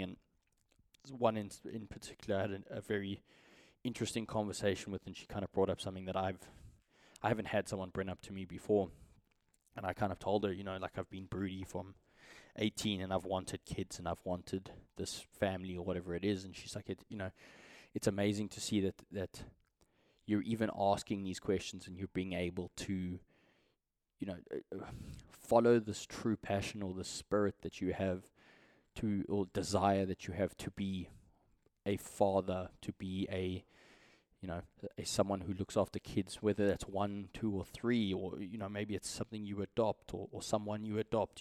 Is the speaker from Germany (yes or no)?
no; South Africa; as a South African